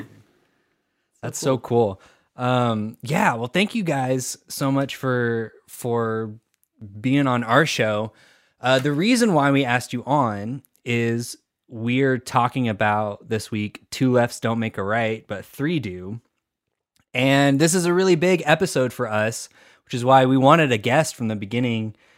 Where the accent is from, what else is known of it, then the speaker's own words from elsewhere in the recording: Texas, United States; we're all from Texas. So I, I don't say the T.